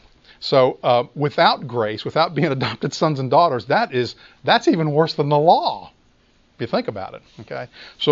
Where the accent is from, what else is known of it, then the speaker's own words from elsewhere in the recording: Memphis, Tennessee, United States; I grew up in Memphis